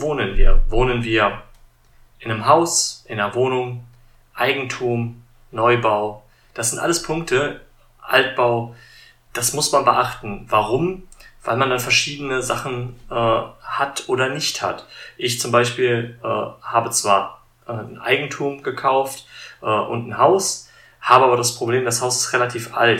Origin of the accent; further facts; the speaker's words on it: Germany; bei uns in Deutschland